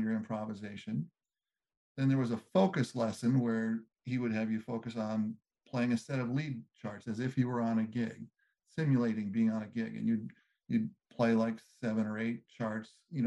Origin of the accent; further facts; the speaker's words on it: Southern California, United States; growing up in Southern California